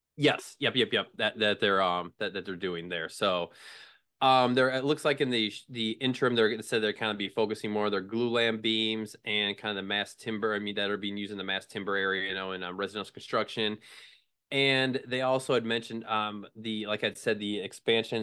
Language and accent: English; Midwest, United States; moved away as an adult; also born or lived in Connecticut; the Quad Cities where I'm from